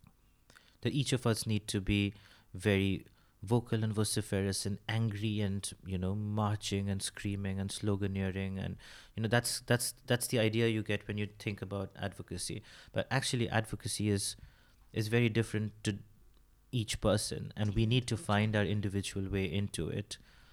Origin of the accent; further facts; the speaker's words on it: India; first language Bengali; English is a second language; I probably pull out something in my mother tongue.